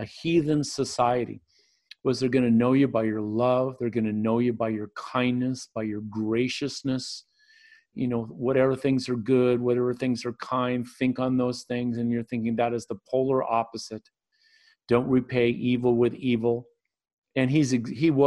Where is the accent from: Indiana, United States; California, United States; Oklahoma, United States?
California, United States; Northern; It's a church here in my hometown in Northern California